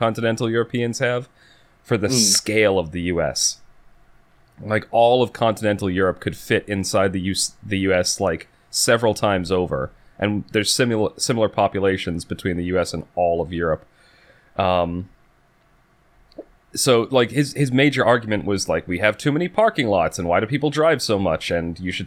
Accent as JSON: {"language": "English", "country": "United States", "said": "being an American"}